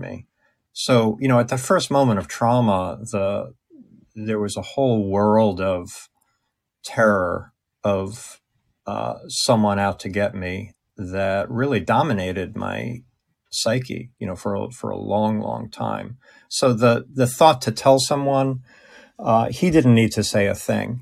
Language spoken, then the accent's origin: English; Long Island, New York, United States; I was from Long Island.